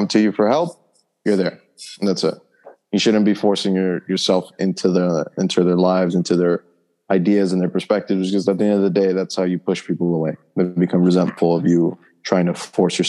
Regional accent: New York, United States; I was raised and born in New York

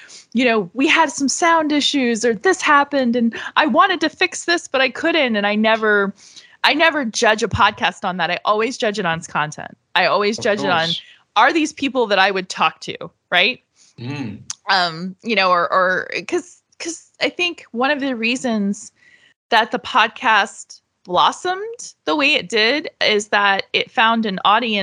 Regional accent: Florida, United States; I'm from Florida

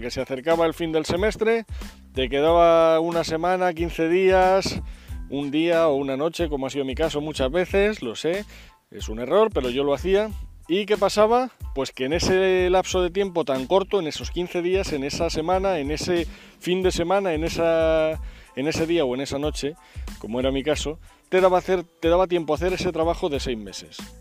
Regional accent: Spain; en España somos

